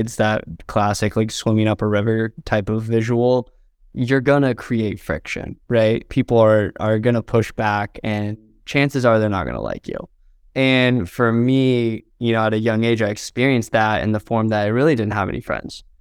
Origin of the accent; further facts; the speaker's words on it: Southern Indiana, United States; moved away as an adult; now in Los Angeles, United States; I grew up in Southern Indiana